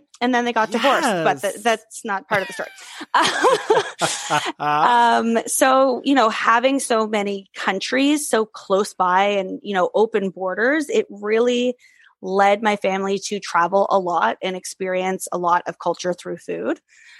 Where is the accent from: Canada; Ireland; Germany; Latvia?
Germany; I grew up in Europe, spent a lot of time as a kid in Europe. So my kind of food landscape was very vast and very close by. I grew up in Germany.